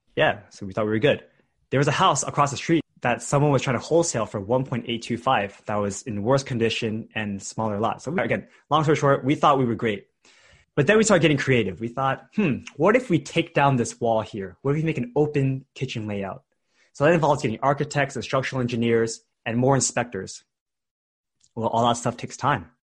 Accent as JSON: {"language": "English", "area": "Bay Area", "region": "California", "country": "United States", "tie": "born or raised there", "said": "I grew up in the Bay Area in a different city"}